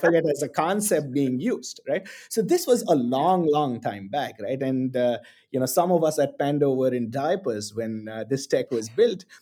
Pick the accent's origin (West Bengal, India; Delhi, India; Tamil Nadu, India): Tamil Nadu, India; Chennai; moved away as an adult; also born or lived in Singapore / New York / London; I was born and bred in Chennai in the south of India